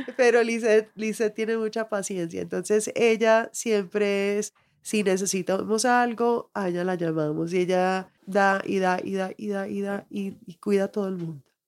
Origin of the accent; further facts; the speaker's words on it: Miami, Florida, United States; moved away as an adult; also born or lived in Colorado; now in Santa Elena, Colombia; yo crecí en Miami, que es muy cubano, y todas mis amistades eran cubanas